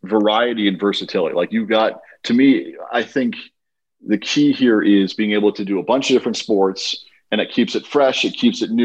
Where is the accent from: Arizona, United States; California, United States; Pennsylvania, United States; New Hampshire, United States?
California, United States; Clovis; moved away as an adult; also born or lived in Bay Area, California; now in San Diego, United States; Fresno, in the Central Valley